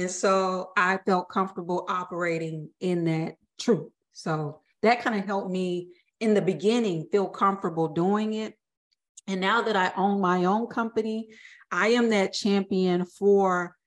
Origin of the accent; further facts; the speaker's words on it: the South, United States; I'm from the South